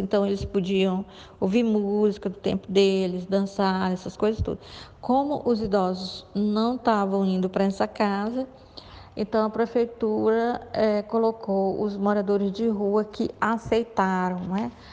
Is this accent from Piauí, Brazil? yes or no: yes; Piauí, Brazil; eu morava num bairro bem pobre, né? lá no, no Piauí, não é? que foi onde eu nasci.